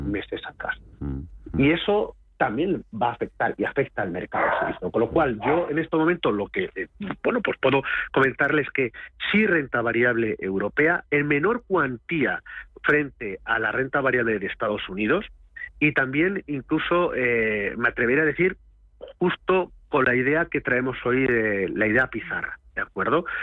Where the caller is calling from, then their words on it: Cádiz, Andalusia, Spain; Buenas tardes … de Cádiz para el consultorio de fondos de cierre de mercados